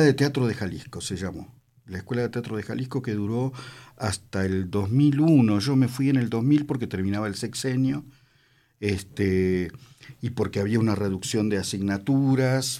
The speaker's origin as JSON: {"language": "Spanish", "country": "Argentina", "tie": "born or raised there", "also_born_or_lived": "Italy / Mexico", "moved": "as an adult", "said": "me llevaron de chiquitito a la Argentina, de año y medio, dos, y bueno, después me, hice ciudadano"}